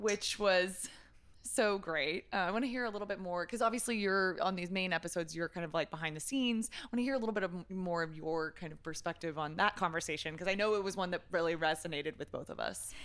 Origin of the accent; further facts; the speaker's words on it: Texas, United States; I'm a Texan